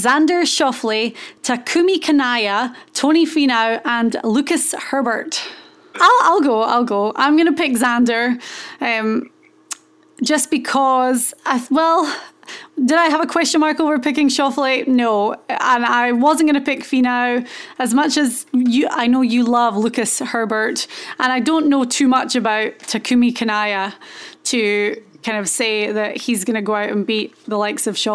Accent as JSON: {"language": "English", "region": "Scotland", "country": "United Kingdom", "said": "I'm Scottish"}